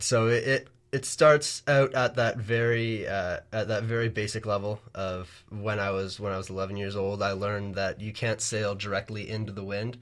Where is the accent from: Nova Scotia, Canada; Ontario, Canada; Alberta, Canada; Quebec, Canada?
Ontario, Canada; Bronte; I'm from Bronte, Ontario